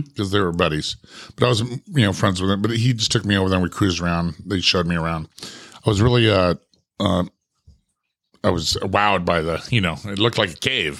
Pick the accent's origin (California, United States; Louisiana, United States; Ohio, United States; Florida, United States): California, United States; Ramona; also born or lived in Santee, California; I was a young kid growing up in the Ramona Country Estates